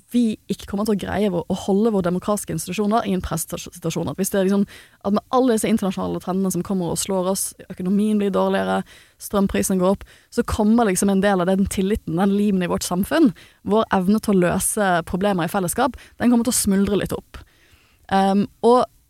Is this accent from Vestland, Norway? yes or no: yes; Bergen, Vestland, Norway; jeg er jo fra Bergen